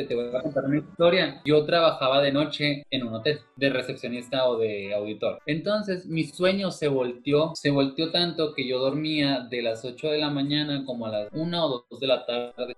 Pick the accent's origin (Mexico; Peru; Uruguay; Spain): Mexico; Cuauhtémoc; also born or lived in China; yo soy de Cuauhtémoc